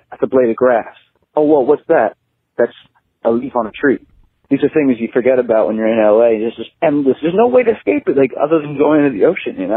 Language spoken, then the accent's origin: English; Toronto, Ontario, Canada; also born or lived in Los Angeles; now in Indiana, United States; I've lived there I, I'm from, I came from Toronto. I lived in Los Angeles. Now I'm living in Indiana.